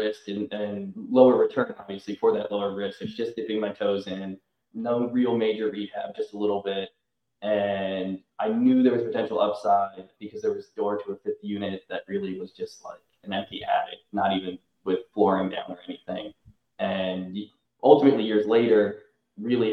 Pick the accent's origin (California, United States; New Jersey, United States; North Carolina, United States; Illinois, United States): North Carolina, United States; Chapel Hill; I grew up in Chapel Hill, North Carolina, went to UNC